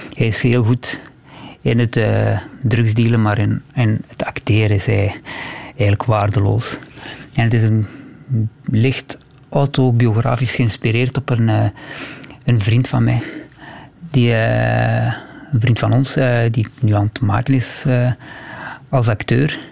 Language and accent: Dutch; Temse, Flanders, Belgium; jongen, opgegroeid in Temse